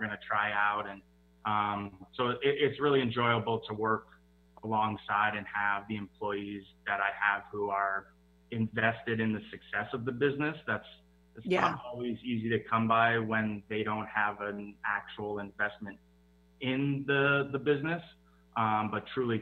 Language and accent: English; outside San Francisco, California, United States; moved away; also born or lived in Seattle, Washington; I kind of grew up, you know, in Seattle. I grew up outside San Francisco